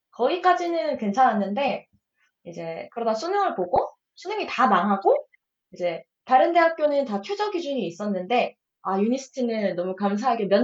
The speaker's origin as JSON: {"language": "Korean", "region": "Ulsan", "country": "South Korea", "said": "저는 울산 사람이니까 반에 음. 두산 팬이 되게 많았, 어요"}